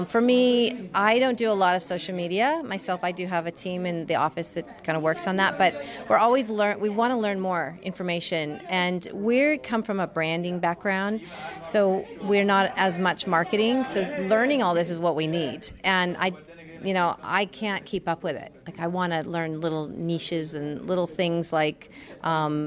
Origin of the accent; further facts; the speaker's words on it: United States; also born or lived in Washington / California; now in Wollongong, Australia; I grew up in Washington and California